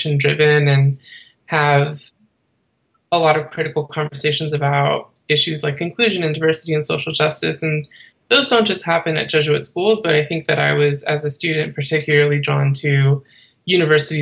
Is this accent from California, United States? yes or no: yes; Bay Area, California, United States; I am originally from the Bay Area, California